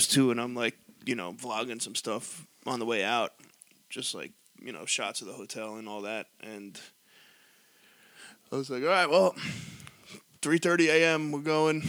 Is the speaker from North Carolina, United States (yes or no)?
no; New York, United States; We're like, oh, from New York